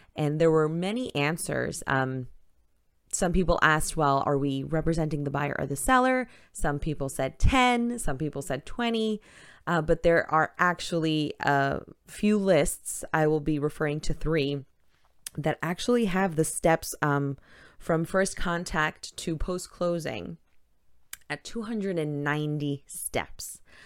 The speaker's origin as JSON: {"language": "English", "town": "New York City", "region": "New York", "country": "United States", "also_born_or_lived": "Manhattan / Brooklyn", "moved": "as an adult", "lives_now": "Florida, United States", "said": "I, like I had mentioned, am from Queens, New York. Uh, born in Manhattan, spent some time in Queens, lived in Brooklyn, and then back to Queens"}